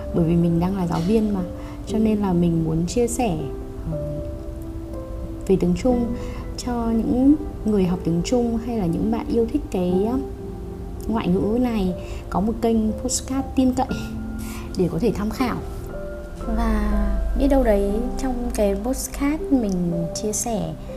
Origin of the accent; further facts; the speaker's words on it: Hanoi, Vietnam; also born or lived in Beijing, China; Sinh ra và lớn lên ở Hà Nội